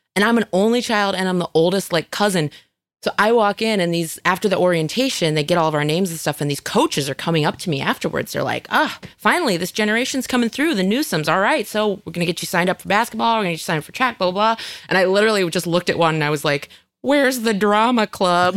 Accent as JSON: {"language": "English", "region": "Northern California", "country": "United States", "tie": "born or raised there", "also_born_or_lived": "Chicago", "moved": "yes", "said": "I grew up in Northern California"}